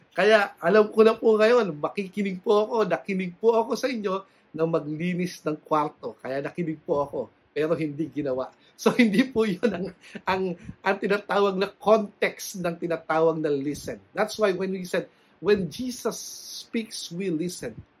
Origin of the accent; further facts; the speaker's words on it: Philippines; bilang Pilipino